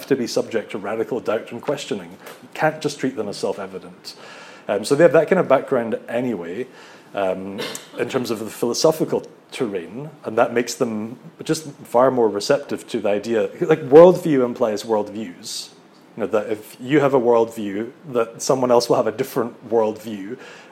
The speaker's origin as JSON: {"language": "English", "region": "Scotland", "country": "United Kingdom", "moved": "as an adult", "lives_now": "Netherlands", "said": "as a Scottish Presbyterian"}